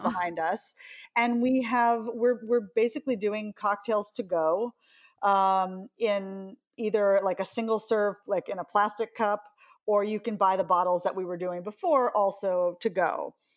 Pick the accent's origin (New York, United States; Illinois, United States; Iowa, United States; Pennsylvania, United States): New York, United States; New York City